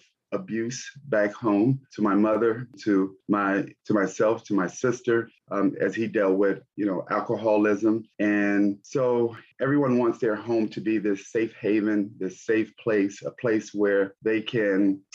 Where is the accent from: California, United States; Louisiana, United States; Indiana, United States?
Indiana, United States; Gary; I'm from Gary, Indiana. And during that time, Gary was the homicide capital of the U.S. And so there was a lot of things that were going on during my childhood